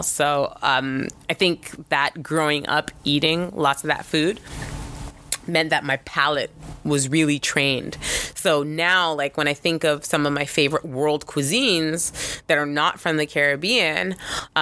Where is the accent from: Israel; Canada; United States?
Canada; I'm Canadian